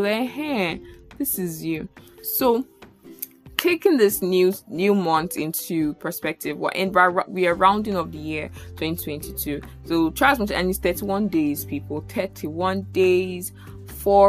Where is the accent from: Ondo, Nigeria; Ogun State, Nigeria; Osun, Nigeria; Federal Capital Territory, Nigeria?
Federal Capital Territory, Nigeria; Abuja; moved away as an adult; now in Lagos, Nigeria; from primary school in Abuja to like university